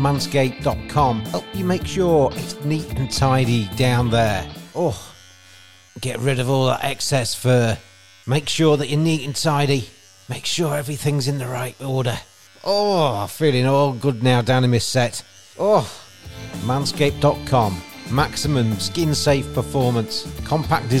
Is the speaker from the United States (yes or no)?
no; England, United Kingdom; an Englishman